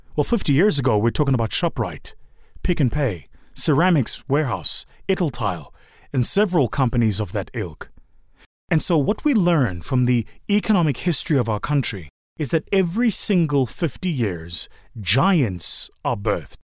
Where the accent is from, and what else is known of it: South Africa